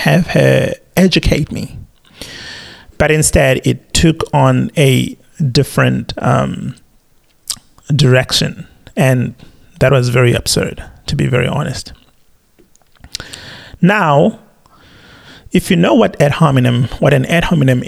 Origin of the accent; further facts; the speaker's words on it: South Africa; now in Australia; being a South African, having grandparents who actually suffered under the apartheid regime